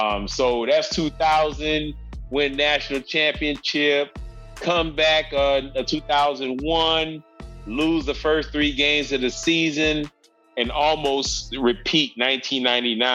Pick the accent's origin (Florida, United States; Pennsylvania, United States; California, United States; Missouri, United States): Florida, United States; Miami; I'm from Miami, Florida